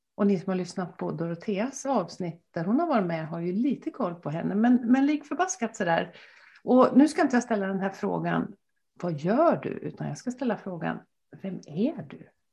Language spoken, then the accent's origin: Swedish; Gothenburg, Västra Götaland, Sweden; also born or lived in Dalarna; now in Gästrikland, Sweden; jag är uppvuxen i Göteborg